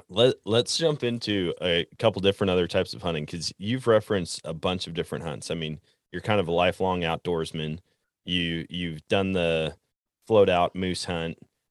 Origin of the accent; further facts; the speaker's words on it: Wisconsin, United States; growing up in Wisconsin